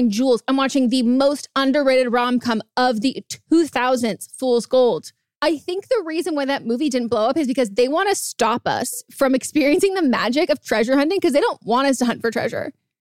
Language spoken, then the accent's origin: English; Northern California, United States; So I grew up in California, NorCal